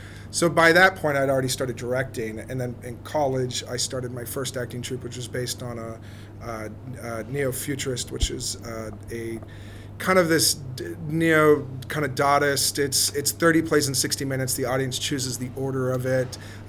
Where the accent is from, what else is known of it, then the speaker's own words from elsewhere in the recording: Texas, United States; moved away; I grew up in Texas